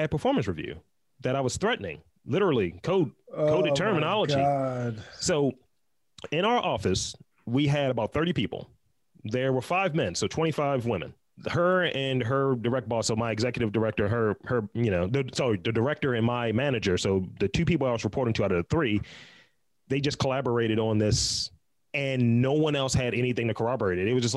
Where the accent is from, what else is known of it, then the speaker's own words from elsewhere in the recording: Baltimore, Maryland, United States; I'm from Baltimore, East Side